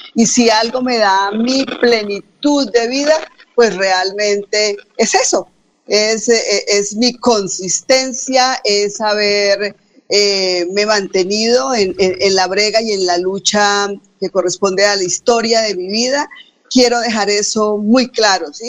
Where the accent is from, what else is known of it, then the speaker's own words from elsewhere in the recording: Puente Nacional, Santander, Colombia; also born or lived in Bucaramanga; Provincia en la que nací. Recordemos que soy de Puente Nacional